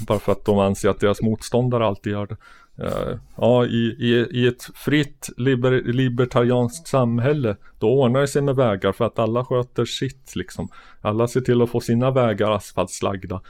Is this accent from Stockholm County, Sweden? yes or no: no; Sörmland, Södermanland, Sweden; jag växte upp på landet i Sörmland